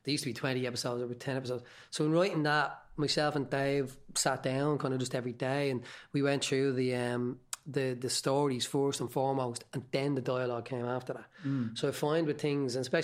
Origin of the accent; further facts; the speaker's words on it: Dublin, Leinster, Ireland; I'm from Tala